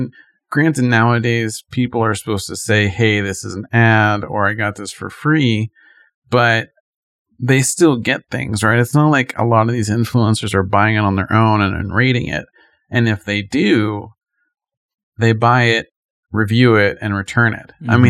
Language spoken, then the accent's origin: English; Hollywood, California, United States; Growing up in Hollywood, we saw maybe actors like at the red carpet